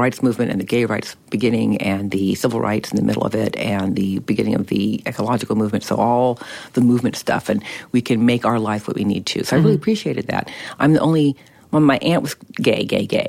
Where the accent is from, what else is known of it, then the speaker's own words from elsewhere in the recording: Berkeley, California, United States; I grew up in Berkeley, California during the 60s and 70s.